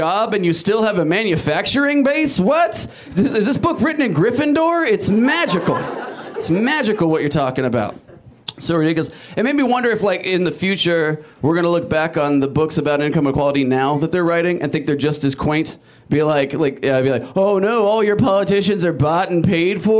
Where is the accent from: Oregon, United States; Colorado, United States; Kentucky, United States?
Oregon, United States; Portland; I'm from Portland